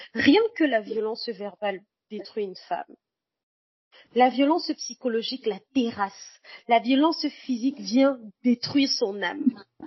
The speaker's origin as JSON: {"language": "French", "town": "Bafoussam", "region": "West", "country": "Cameroon", "tie": "born or raised there", "also_born_or_lived": "Cotonou, Benin", "moved": "yes", "said": "je suis née à Bafoussam, au Cameroun"}